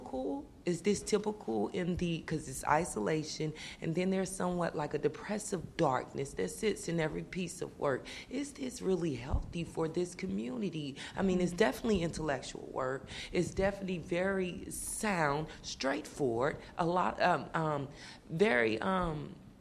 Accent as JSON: {"language": "English", "region": "the South", "country": "United States", "moved": "yes", "said": "I'm from the South"}